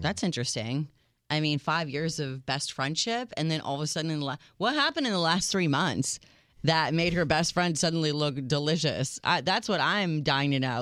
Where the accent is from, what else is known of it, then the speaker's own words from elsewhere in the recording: United States; I'm your American realist